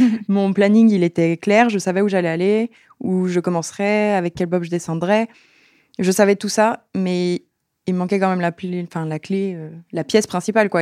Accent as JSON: {"language": "French", "town": "La Plagne", "region": "Auvergne-Rhône-Alpes", "country": "France", "said": "Je viens de la Plaine"}